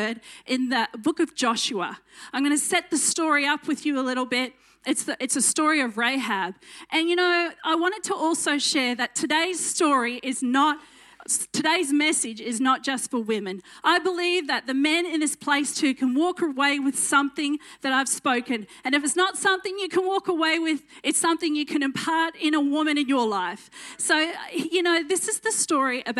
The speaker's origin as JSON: {"language": "English", "town": "Dalby", "region": "Queensland", "country": "Australia", "tie": "born or raised there", "also_born_or_lived": "Roma, Queensland", "accent": "country twang", "said": "I grew up in Dolby and Roma, which is in Western Queensland"}